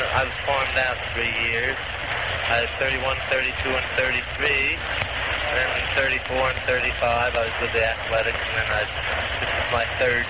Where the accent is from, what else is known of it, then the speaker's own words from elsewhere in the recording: Philadelphia, Pennsylvania, United States; Yeah, I live in Philly. I've made my home there all my life.